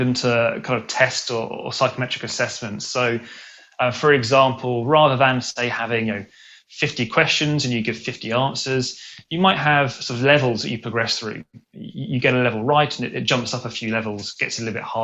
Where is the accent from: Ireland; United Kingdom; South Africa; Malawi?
United Kingdom; England; moved away as an adult; now in Sydney, Australia; I grew up in England, but I moved out to Sydney about a year and a half ago